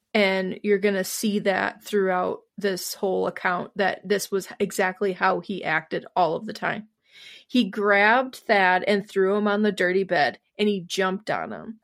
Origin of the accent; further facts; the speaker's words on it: Wisconsin, United States; my home state of Wisconsin